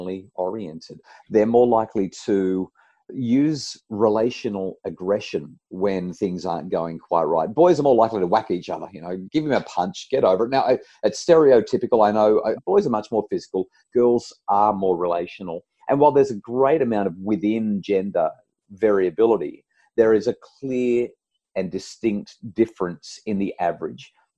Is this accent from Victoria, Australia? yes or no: no; New South Wales Central Coast, Australia; I grew up on the New South Wales Central Coast